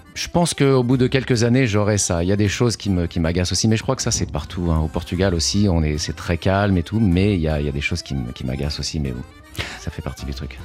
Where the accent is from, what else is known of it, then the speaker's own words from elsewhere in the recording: France; moved away as an adult; now in New York, United States; même si je suis d'origine portugaise, euh, je suis né en France, j'ai grandi en France